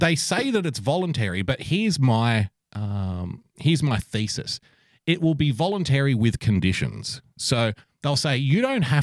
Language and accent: English; Australia; as an Australian